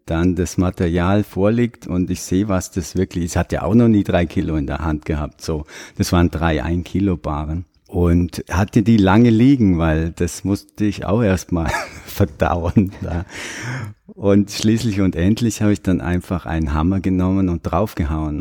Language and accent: German; Sonthofen, Bavaria, Germany; moved away as an adult; also born or lived in Oberammergau; now in New Zealand; ich bin im Allgäu groß geworden, in Sonthofen